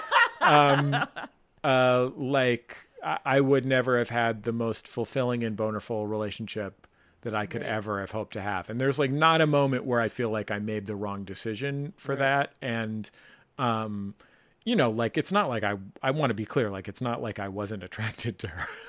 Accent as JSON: {"language": "English", "town": "San Francisco", "region": "California", "country": "United States", "tie": "born or raised there", "said": "I grew up in San Francisco with parents"}